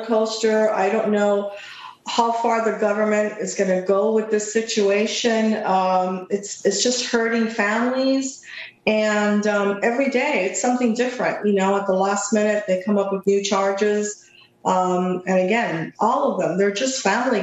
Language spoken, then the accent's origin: English; Cuba; now in United States; I was born in Cuba